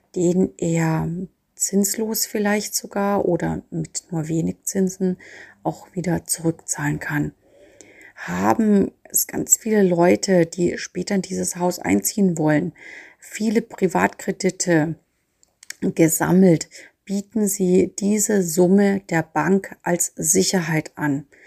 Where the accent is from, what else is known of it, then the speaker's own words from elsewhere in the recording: Nuremberg, Bavaria, Germany; als Nürnberger